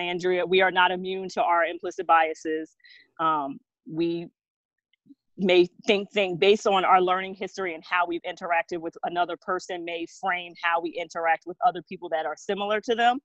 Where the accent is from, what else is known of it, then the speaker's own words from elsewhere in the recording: New Jersey, United States; now in Pennsylvania, United States; based out of Pennsylvania, but I'm from New Jersey